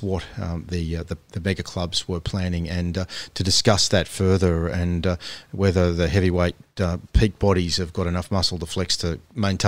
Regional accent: Australia

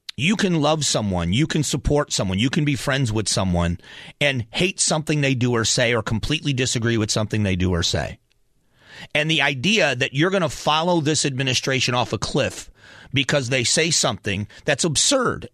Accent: Southwest Florida, United States; also born or lived in Cleveland, Ohio; I was born in Cleveland, Ohio, grew up in Southwest Florida

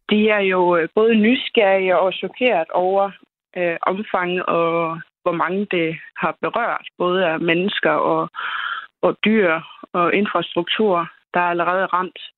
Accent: Reykjanes peninsula, Southern Peninsula, Iceland; now in Denmark; jeg kommer selv ikke fra Rindervik, men jeg kommer fra det område, altså Reykjanes øh, halvøen.

